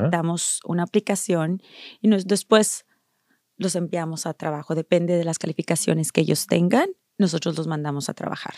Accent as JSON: {"language": "Spanish", "country": "Mexico", "tie": "born or raised there", "moved": "yes", "lives_now": "United States", "said": "yo nací en México"}